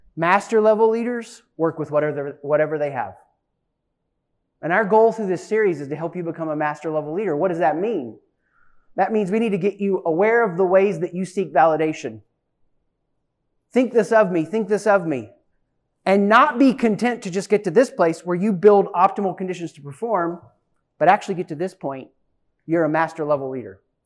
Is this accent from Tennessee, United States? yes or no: yes; East Tennessee, United States; accent: Southern; moved away; I was raised in East Tennessee